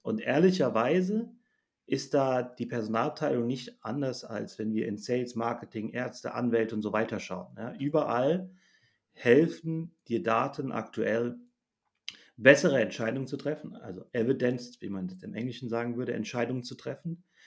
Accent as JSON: {"language": "German", "country": "Germany", "said": "ich bin ja auch Deutscher"}